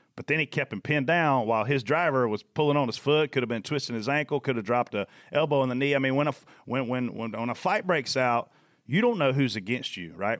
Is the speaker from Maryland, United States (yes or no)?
no; South Carolina, United States; I'm from Page Hill, South Carolina